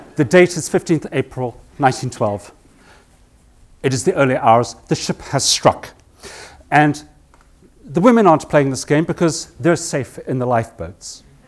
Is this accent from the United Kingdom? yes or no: no; South Africa; moved away; I grew up in South Africa when I was a boy